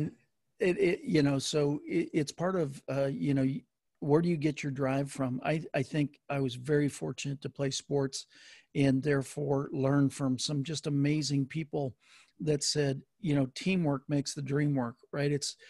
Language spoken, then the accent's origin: English; Wisconsin, United States; I grew up in Wisconsin, and Vince Lombardi was there